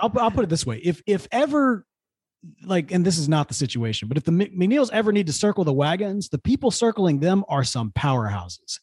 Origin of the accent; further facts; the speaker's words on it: Jackson, United States; moved away as an adult; now in Houston, United States; the Pipe Club in Jackson, because I grew up there